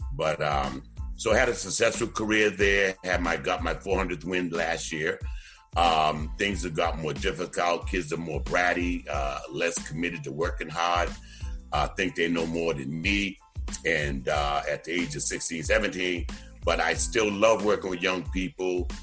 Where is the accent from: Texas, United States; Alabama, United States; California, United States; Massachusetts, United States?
Massachusetts, United States; Boston; also born or lived in Delaware; born and raised in Roxbury, Massachusetts